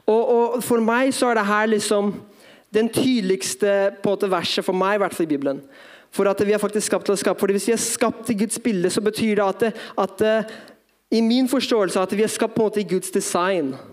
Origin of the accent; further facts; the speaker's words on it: Drammen, Buskerud, Norway; Men ja, jeg er norsk. Mamma er norsk, i hvert fall. Pappa fra Filippinene, oppvokst som misjonærbarn.